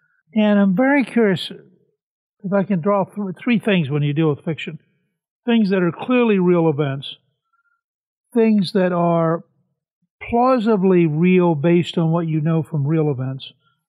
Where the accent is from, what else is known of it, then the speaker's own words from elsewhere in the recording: Harrisburg, Pennsylvania, United States; I was born in Harrisburg.